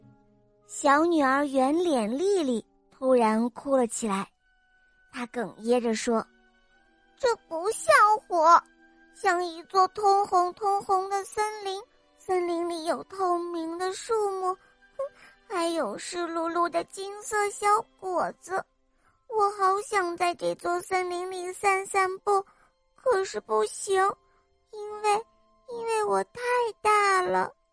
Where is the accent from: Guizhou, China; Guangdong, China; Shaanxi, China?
Shaanxi, China; Xi'an; 我今年五岁半了，我来自西安